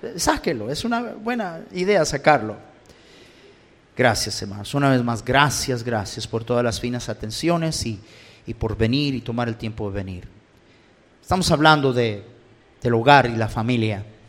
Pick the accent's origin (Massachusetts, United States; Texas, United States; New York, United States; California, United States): California, United States; Los Angeles; crecí en Los Ángeles.